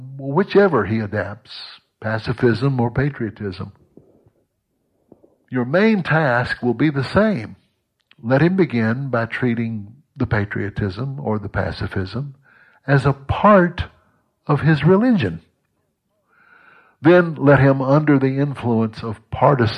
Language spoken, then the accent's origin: English; United States; I'm an American